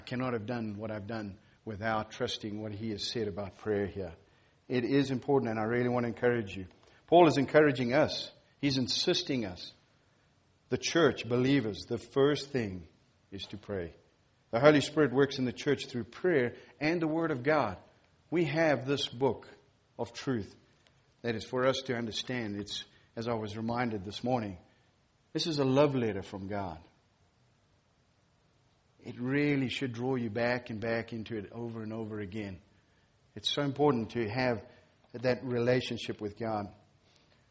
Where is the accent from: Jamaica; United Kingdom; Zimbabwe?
Zimbabwe; moved away; I'm from Zimbabwe